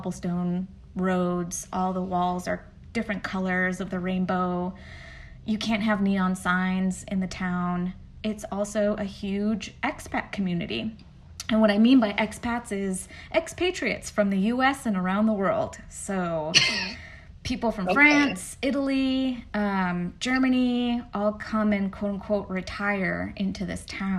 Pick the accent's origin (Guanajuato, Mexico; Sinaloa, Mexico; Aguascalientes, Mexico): Guanajuato, Mexico; San Miguel de Allende; moved away as an adult; now in Atlanta, United States; And my hometown is north of Mexico City. So we're about 4 hours north of Mexico City. And I'm from the state called Guanajuato. And the hometown is called San Miguel de Allende